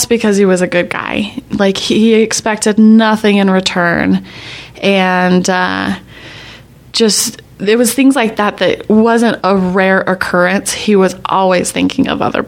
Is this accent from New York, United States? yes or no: no; Magna, Utah, United States; my house that we grew up in Magna